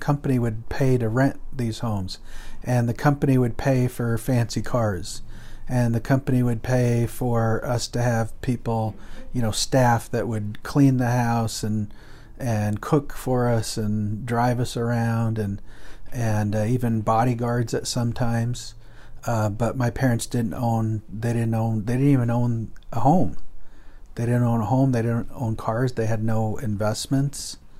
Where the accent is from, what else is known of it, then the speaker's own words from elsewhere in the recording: Guatemala; also born or lived in United States / Colombia; I was born in the United States, but I was raised in Central and South America, in Guatemala and Colombia.